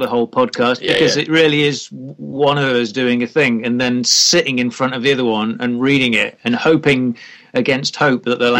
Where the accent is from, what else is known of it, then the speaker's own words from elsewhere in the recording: United Kingdom; we're so British